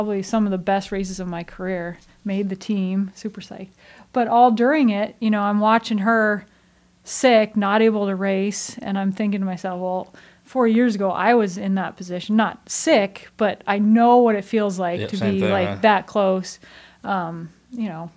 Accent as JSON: {"language": "English", "country": "United States", "said": "we, as Americans"}